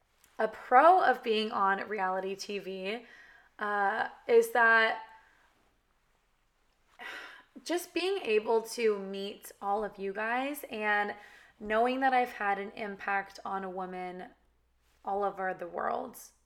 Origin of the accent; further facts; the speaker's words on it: California, United States; accent: valley girl; but I was raised in California, kind of talk like a valley girl. Like that's just how I was raised to talk.